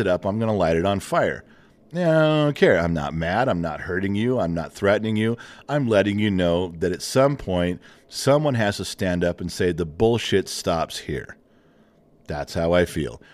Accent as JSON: {"language": "English", "country": "United States", "said": "as an American"}